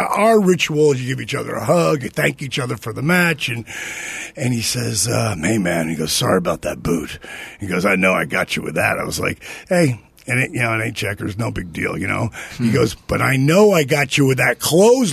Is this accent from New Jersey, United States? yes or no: yes; New Jersey, United States; I'm from Jersey